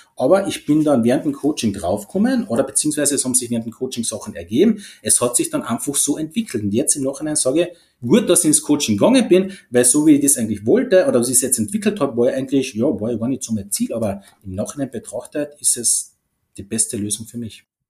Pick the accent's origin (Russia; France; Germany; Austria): Austria; Carinthia; ich bin aus Kärnten, das haben sicher schon mal von der Stimme erkannt